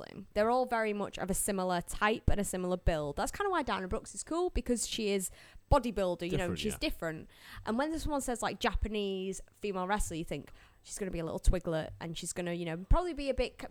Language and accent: English; Manchester, North West England, United Kingdom; I don't say I'm Mancunian when I go to the States